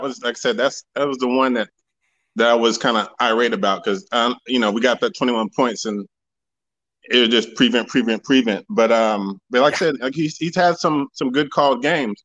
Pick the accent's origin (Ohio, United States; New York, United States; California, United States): California, United States; I grew up in California